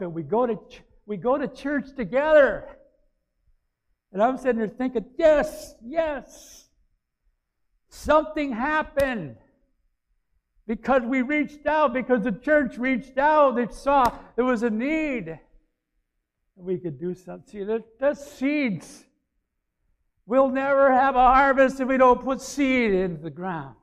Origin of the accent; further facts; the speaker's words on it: Aiken, South Carolina, United States; moved away; my hometown in Aiken